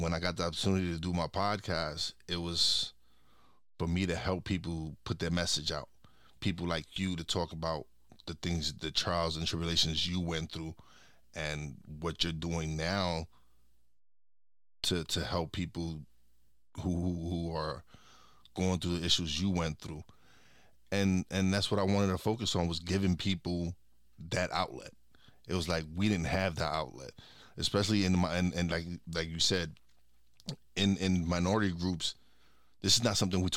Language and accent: English; New York City, New York, United States; I was born and raised in Brooklyn